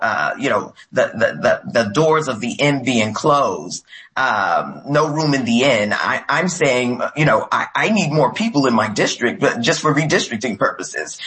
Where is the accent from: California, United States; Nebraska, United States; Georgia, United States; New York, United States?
New York, United States; New York City; I'm from Brooklyn, New York.